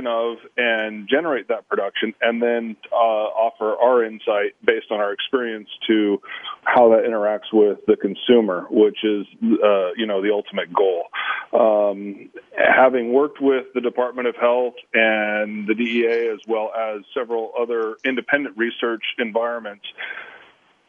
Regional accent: United States; I'm from the States.

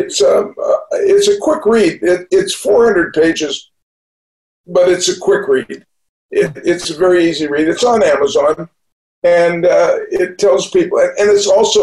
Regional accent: Newport Beach, California, United States; also born or lived in Winnipeg, Manitoba, Canada; I grew up in Newport Beach. I moved down from Winnipeg, Manitoba. And when I was 14, when I was 3 years old, my family moved

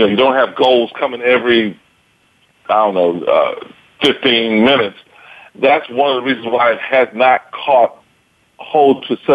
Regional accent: United States; I'm from America, I'm an American

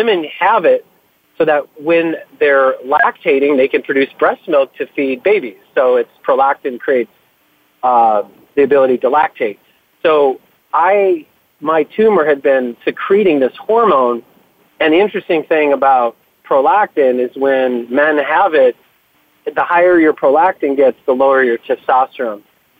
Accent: Buffalo, New York, United States; I grew up outside of Buffalo, New York, in the 70s and 80s.

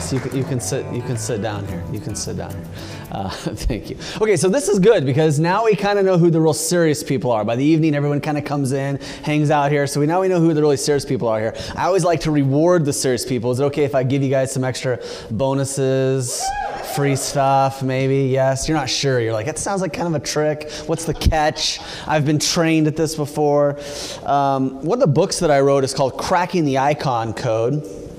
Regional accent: California, United States; you know, I'm from California. We're all supposed to be hugging and holding hands and singing Kumbaya.

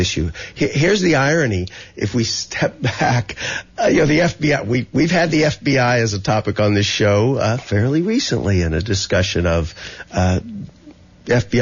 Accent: Texas, United States; I'm from Texas, a hunting state.

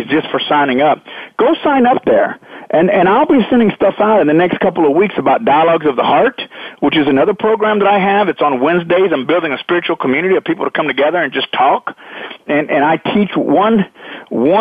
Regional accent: Texas, United States; I grew up in Texas

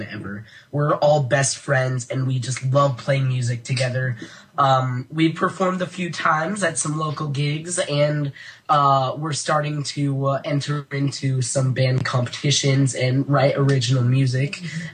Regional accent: Colorado, United States; moved away as an adult; I'm originally from Colorado

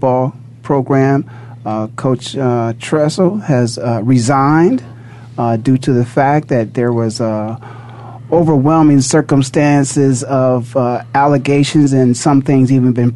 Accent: Canton, Ohio, United States; now in Phoenix, United States; born and raised in Canton, Ohio

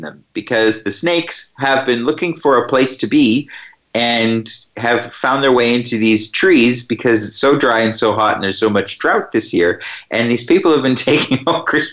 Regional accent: Canada; moved away as an adult; now in Australia; I grew up in Canada

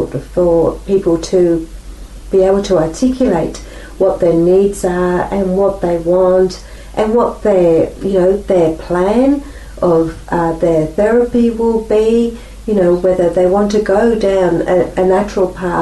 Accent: England, United Kingdom; now in Australia; I was born in England, so my culture is very different

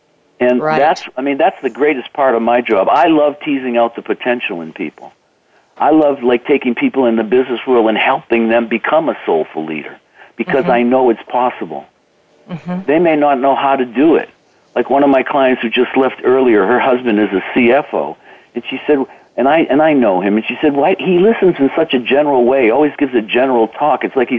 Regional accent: Boston, Massachusetts, United States; You're from Idaho, I'm from Boston, that means we're this or that.

